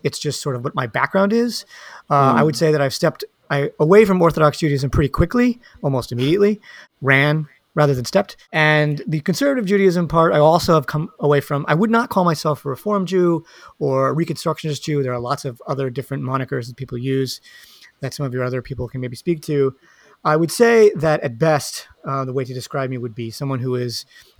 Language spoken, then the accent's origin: English; Westchester County, New York, United States; My pronouns are he and him. I'm from Westchester County outside New York City.